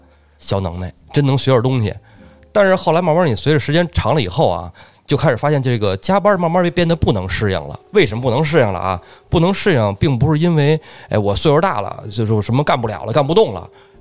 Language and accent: Chinese; Beijing, China; 因为咱们都是本地人。